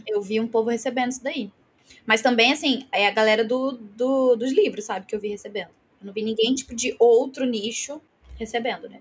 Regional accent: Baixada Fluminense, Rio de Janeiro, Brazil; moved away as an adult; now in Londrina, Brazil; eu nasci é, na Baixada Fluminense, fui criada aí também

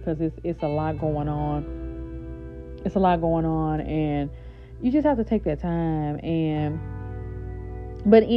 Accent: Shreveport, Louisiana, United States; now in New Orleans, United States; my hometown is Shreveport, Louisiana, right? But I'm currently living in New Orleans

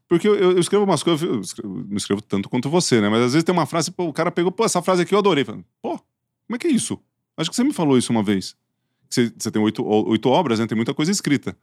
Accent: Ituverava, São Paulo, Brazil; accent: caipira; eu sou de Tuverava

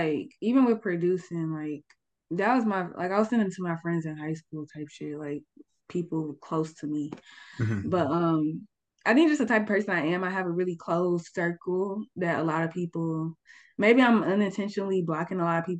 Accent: Atlanta, Georgia, United States; It's more just like my home because I'm from Atlanta, like

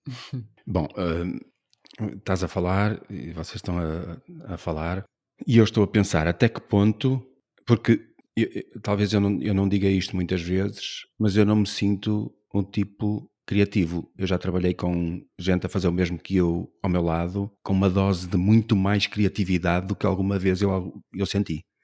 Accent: Braga, Norte, Portugal; now in Porto, Portugal; eu também nasci em Braga

